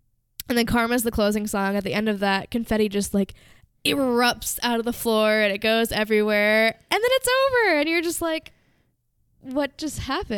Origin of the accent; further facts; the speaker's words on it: Philadelphia, Pennsylvania, United States; And all I have to say is, I'm from Philly.